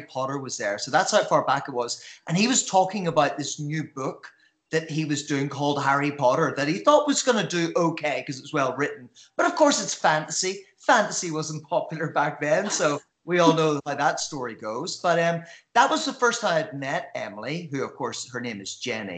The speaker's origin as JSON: {"language": "English", "town": "Belfast", "region": "Northern Ireland", "country": "United Kingdom", "tie": "born or raised there", "said": "I grew up in Belfast"}